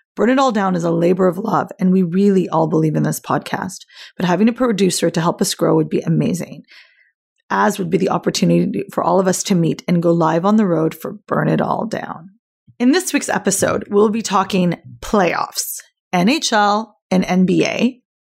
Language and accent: English; Canada